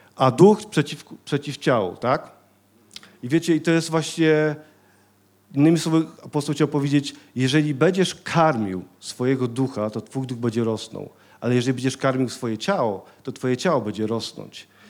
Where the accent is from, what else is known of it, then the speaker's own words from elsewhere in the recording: Silesian Voivodeship, Poland; Ja ze Śląska jestem